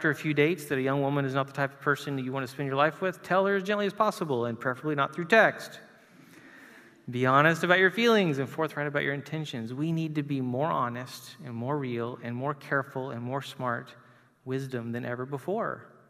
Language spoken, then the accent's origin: English; Chile; moved away; to look at my friends in South America where I grew up in Chile